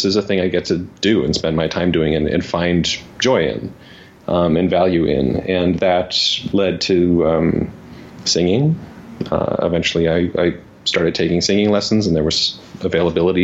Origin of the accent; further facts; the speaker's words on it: Los Angeles, California, United States; I grew up in Los Angeles